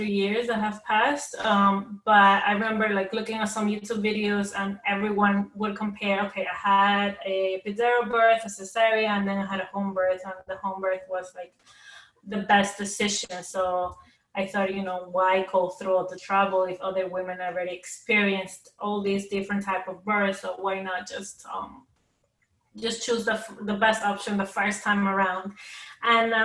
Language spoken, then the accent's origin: English; New York City, New York, United States; we're from Queens, New York